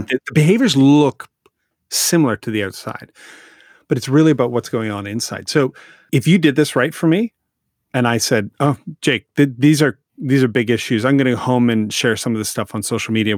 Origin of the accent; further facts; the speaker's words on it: Canada; I'm Canadian